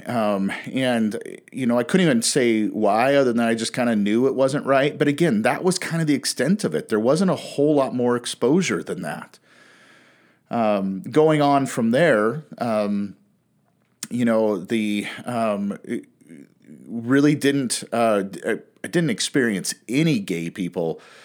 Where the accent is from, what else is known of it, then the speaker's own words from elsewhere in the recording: Pacific Northwest, United States; also born or lived in Western United States; I was born and raised in the Pacific Northwest